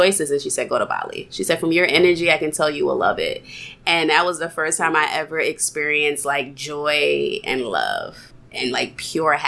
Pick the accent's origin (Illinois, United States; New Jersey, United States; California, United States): New Jersey, United States; moved away as an adult; also born or lived in South Korea / Somaliland / South Africa; I am born and raised in New Jersey